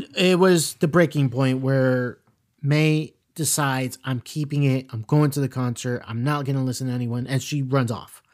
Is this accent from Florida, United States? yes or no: yes; South Florida, United States; we grew up in South Florida